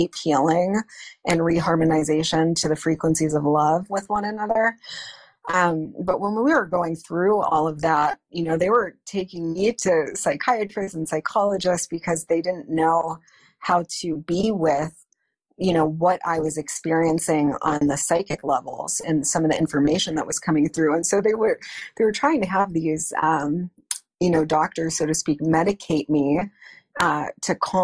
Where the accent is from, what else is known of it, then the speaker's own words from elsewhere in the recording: Northeast Ohio, United States; I grew up in Northeast Ohio, about 45 minutes north of Cleveland.